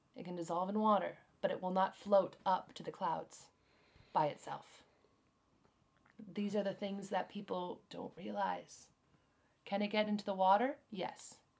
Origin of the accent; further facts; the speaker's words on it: United States; now in Japan; I'm American